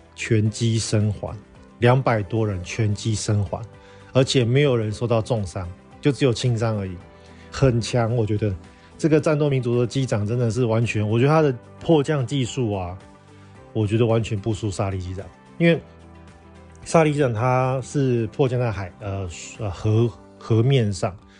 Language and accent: Chinese; northern Taiwan, Taiwan; 我们台湾人习惯的湿度是五六十趴以上嘛。甚至像，呃，我们住在北部地方，有时候常常常年都是六七十趴的相对湿度